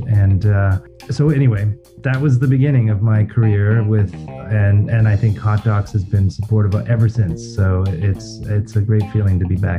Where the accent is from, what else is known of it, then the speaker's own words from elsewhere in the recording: Ontario, Canada; moved away as an adult; also born or lived in Montreal, Canada; I grew up in Canada. I'm originally from Ontario, and I had lived in Montreal for 20 plus years, but recently returned because I have a young family, a young daughter, and my partner is American from Minneapolis. So it made more sense to be in Ontario.